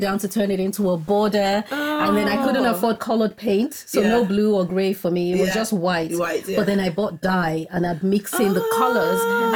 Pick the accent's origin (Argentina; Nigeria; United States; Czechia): Nigeria; moved away as an adult; also born or lived in Scotland / northern Nigeria; I was born in Scotland, but then moved to Nigeria as a baby. And then I grew up, spent most of my child teenage years in Nigeria